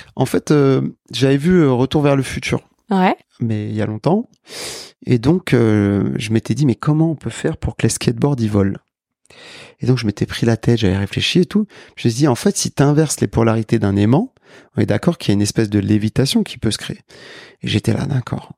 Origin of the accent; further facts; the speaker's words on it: Paris, Île-de-France, France; je suis né à Paris. Je suis français, d'origine sénégalaise